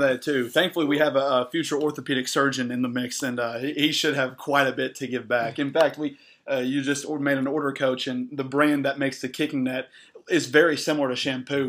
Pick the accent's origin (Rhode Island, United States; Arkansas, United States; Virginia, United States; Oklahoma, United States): Arkansas, United States; as an Arkansan man